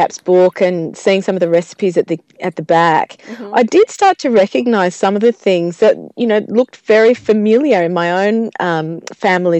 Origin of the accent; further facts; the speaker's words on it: Melbourne, Victoria, Australia; I was born in Box Hill in Melbourne